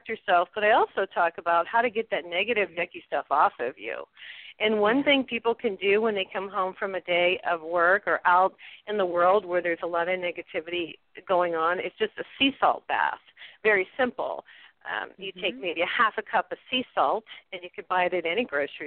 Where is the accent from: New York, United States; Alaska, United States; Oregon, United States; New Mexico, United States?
New Mexico, United States; here in New Mexico, I'm from New Mexico